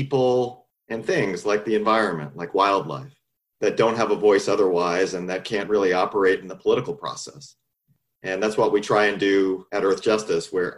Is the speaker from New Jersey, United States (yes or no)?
yes; Marlton, New Jersey, United States; moved away as an adult; also born or lived in Bronx, New York City; now in San Francisco Bay Area, United States; I grew up in Marlton, New Jersey, which is about 15 miles east of Philadelphia. In South Jersey